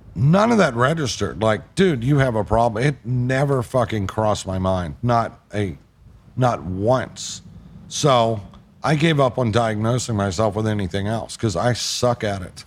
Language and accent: English; the South, United States; I'm from the South